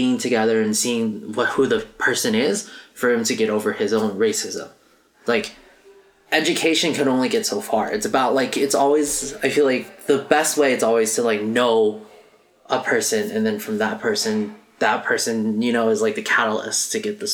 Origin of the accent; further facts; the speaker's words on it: United States; I'm Asian American